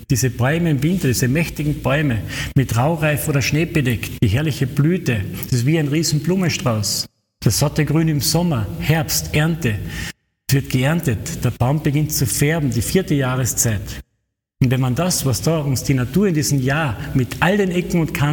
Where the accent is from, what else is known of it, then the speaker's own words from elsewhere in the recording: Ruden, Carinthia, Austria; Am Donnerstag am Abend habe ich mein Brieflein in Ruden ins Postkastel geworfen, also in meinem Heimatort.